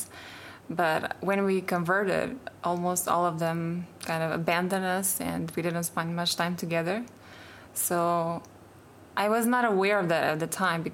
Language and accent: English; Romania; moved away as an adult; also born or lived in Milan, Italy / Manchester, England; now in Malaysia; I was born in Romania almost 25 years ago. And I had studied there